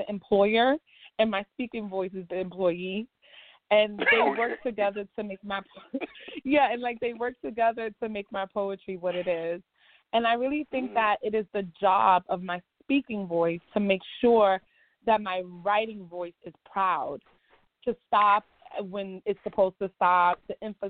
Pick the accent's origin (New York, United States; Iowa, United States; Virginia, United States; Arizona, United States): New York, United States; also born or lived in Barbados; When I first came from Barbados, I lived in Harlem for most of my childhood. And now I live in the South Bronx